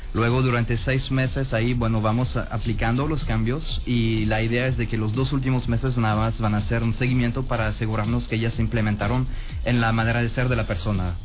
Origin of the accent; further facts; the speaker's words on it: France; also born or lived in Culiacán, Mexico; now in Mexico; soy empresario francés aquí en México